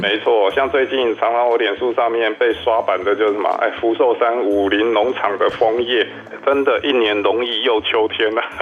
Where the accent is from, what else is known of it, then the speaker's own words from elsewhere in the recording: Kaohsiung, Taiwan; now in Taipei, Taiwan; 还好我是高高雄人